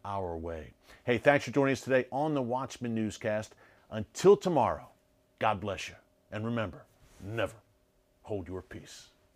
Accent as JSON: {"language": "English", "country": "United States", "said": "As an American"}